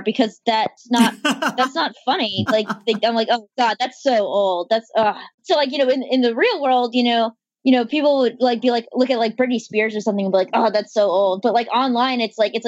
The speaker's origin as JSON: {"language": "English", "region": "North Carolina", "country": "United States", "tie": "born or raised there", "also_born_or_lived": "Texas", "accent": "Southern", "moved": "yes", "lives_now": "Baltimore, United States", "said": "I was born in Texas. I grew up in North Carolina."}